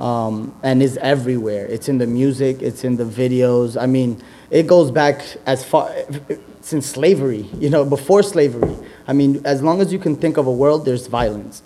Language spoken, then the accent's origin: English; Yonkers, New York, United States; I grew up in Yonkers, born and raised